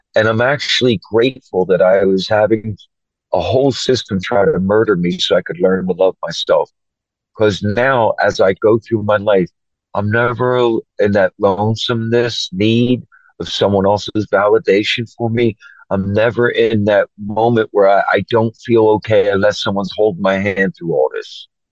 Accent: Philadelphia, Pennsylvania, United States; moved away as an adult; also born or lived in Oregon; now in United Kingdom; I grew up in Philadelphia, Pennsylvania

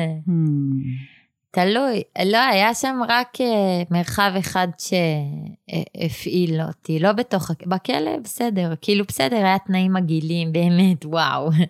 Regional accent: Jerusalem, Jerusalem District, Israel; ואני נולדתי בה

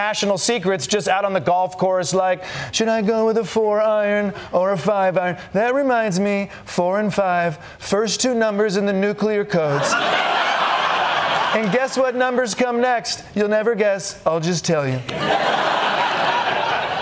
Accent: Michigan, United States; I'm from the Middle West. I'm from Michigan.

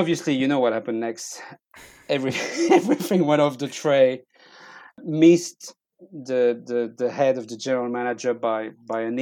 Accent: France; moved away as an adult; I'm from France.

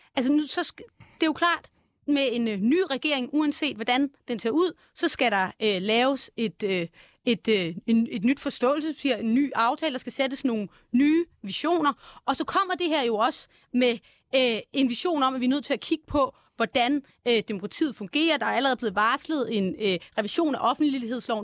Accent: Viby, Zealand, Denmark; Jeg er fra Viby, som ligger 14 øh, km fra Roskilde

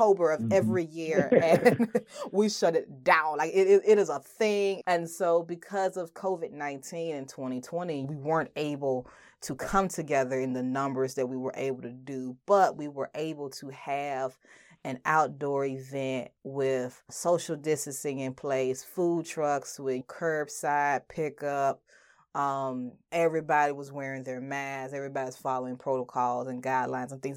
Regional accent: Birmingham, Alabama, United States; moved away; I'm from Birmingham

